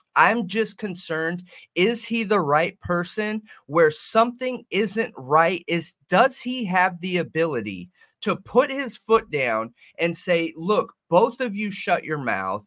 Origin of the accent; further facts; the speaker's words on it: Southern California, United States; I'm from Southern California.